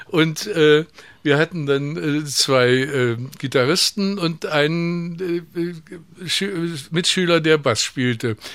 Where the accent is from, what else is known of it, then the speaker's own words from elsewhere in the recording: East Germany, Germany; Aber wir, man konnte ja immer noch als Ostdeutscher ohne Probleme nach West-Berlin wechseln.